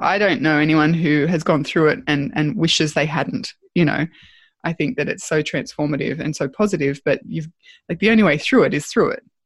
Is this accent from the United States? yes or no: no; Australia; being Australian